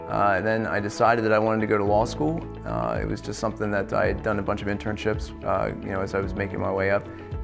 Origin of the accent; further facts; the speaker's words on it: York County, Pennsylvania, United States; I grew up in York County. I went to Dallastown and made my way over to Shippensburg